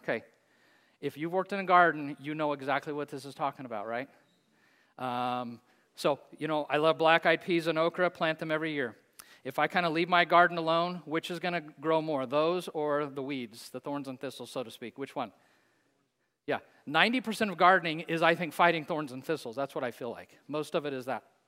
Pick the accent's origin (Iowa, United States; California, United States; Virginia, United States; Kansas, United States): Kansas, United States; Hays; Bethesda Place in my hometown in Hayes, Kansas.